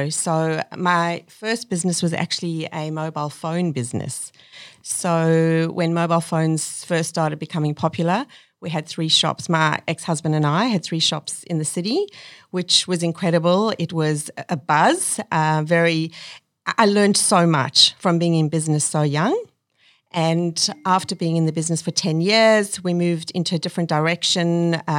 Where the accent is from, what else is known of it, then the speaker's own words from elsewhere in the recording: South Africa; moved away as an adult; now in Australia; My parents wanted to leave South Africa and give my brother and I a better life